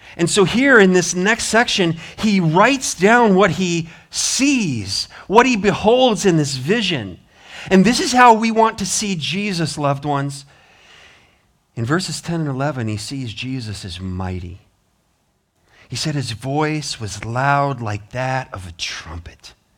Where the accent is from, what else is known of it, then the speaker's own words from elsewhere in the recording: Montana, United States; moved away; I'm from Montana